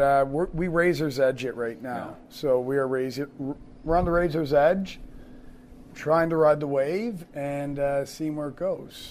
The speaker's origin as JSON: {"language": "English", "country": "Canada", "tie": "born or raised there", "moved": "yes", "lives_now": "United States", "said": "Originally, I'm from Canada."}